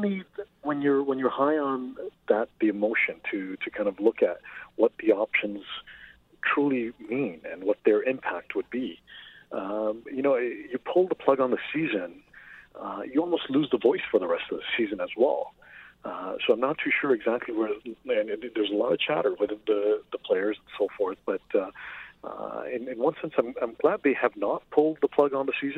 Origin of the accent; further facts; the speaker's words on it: Toronto, Ontario, Canada; I grew up in Jane and Finch in Toronto